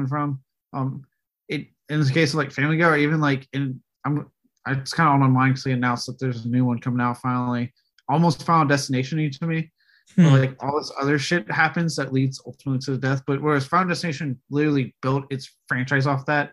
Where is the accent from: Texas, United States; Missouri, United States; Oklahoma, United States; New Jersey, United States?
Texas, United States; growing up in Texas